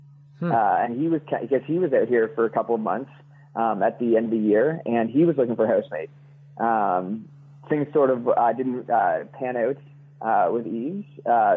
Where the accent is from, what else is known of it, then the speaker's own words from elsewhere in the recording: Kingston, Ontario, Canada; also born or lived in Ottawa / Vancouver; Usually, I'm in Kingston. So that's where I was raised and I've lived pretty much my entire life